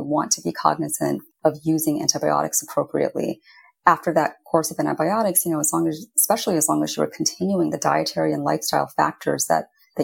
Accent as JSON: {"language": "English", "region": "Indiana", "country": "United States", "tie": "born or raised there", "said": "I was growing up in Indiana"}